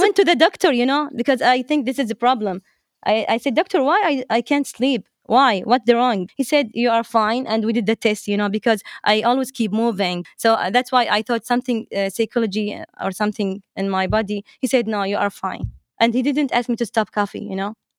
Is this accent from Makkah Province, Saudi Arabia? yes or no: no; Dammam, Eastern Province, Saudi Arabia; English is a second language; I was born in Dammam, and I'm, I'm from Saudi Arabia, uh, Eastern Province